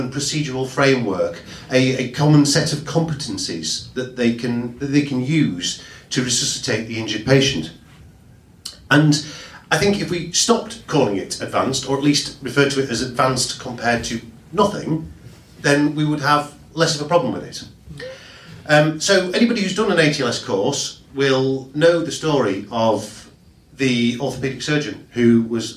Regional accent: Yorkshire and the Humber, United Kingdom; I'm from Yorkshire. I only work here

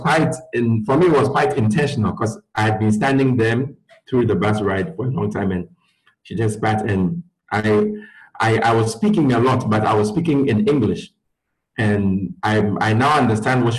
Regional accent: Ghana; moved away as an adult; also born or lived in Gwangju, South Korea; growing up in Ghana

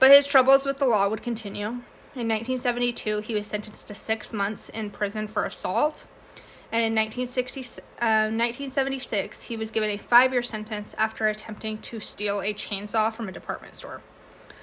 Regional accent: Wyoming, United States; We're from Wyoming

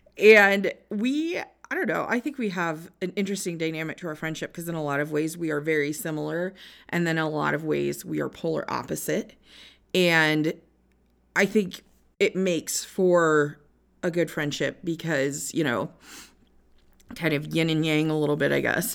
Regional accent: Northwest Iowa, United States; I was born and raised in Northwest Iowa.

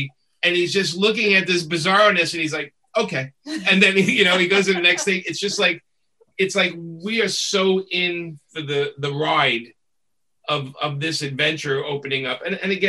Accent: New York, United States; being a New Yorker

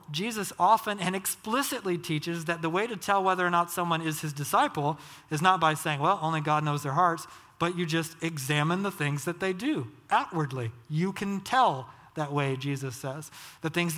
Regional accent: Georgia, United States; I grew up in Georgia, Southern Baptist.

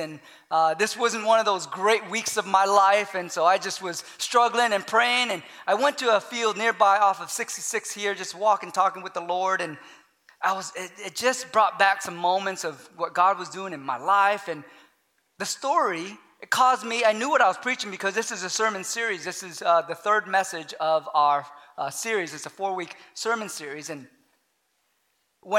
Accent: Long Beach, California, United States; moved away as an adult; also born or lived in Santa Clara, California / Hot Springs, Arkansas; I grew up in Los Angeles, California, in Long Beach, California. And so I'm a city boy just because of how I grew up most of my life

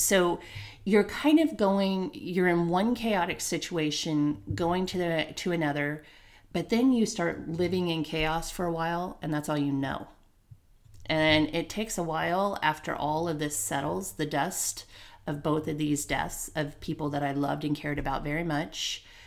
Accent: Santa Ana, California, United States; I was raised there in Santa Ana

